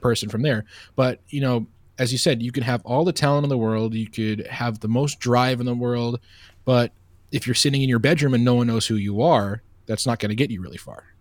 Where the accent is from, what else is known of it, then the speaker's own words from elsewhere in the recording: Oceanside, New York, United States; moved away as an adult; also born or lived in Bowling Green; I'm originally from Long Island, New York, a town called Oceanside